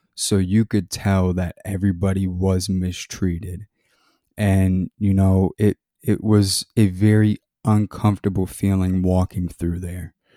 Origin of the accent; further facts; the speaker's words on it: Maryland, United States; I grew up in Maryland